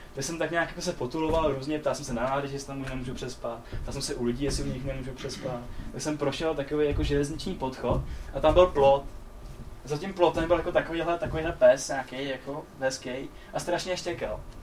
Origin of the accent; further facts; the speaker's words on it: Czechia; pak jsem zjistil, že jsme Češi